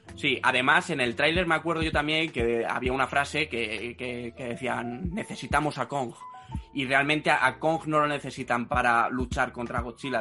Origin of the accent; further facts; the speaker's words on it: Spain; en España somos un poco agarrados en ese sentido